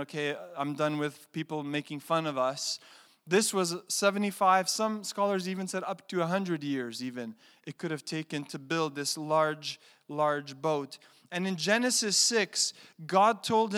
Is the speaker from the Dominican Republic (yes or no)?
no; Canada; I'm a Canadian